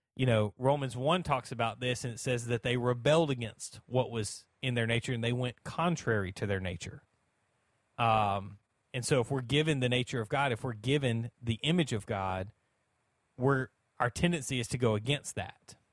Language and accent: English; United States; as an American